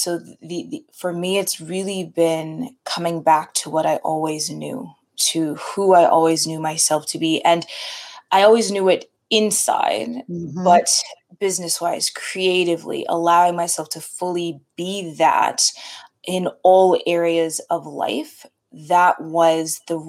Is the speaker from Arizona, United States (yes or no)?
no; Connecticut, United States; also born or lived in California; So I grew up in a variety of places, most of childhood was spent back and forth between Connecticut and California. So very different, full on East Coast, full on West Coast vibes.